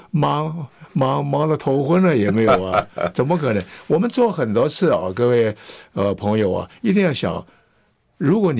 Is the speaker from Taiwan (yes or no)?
yes; Taiwan; also born or lived in Hefei, China; 我是出生在大陆的安徽省的合肥市，就是现在它的省会安徽合肥市。我来台湾时候十岁，我现在八十五岁，所以在台湾有七十五年，吃台湾米，喝台湾水。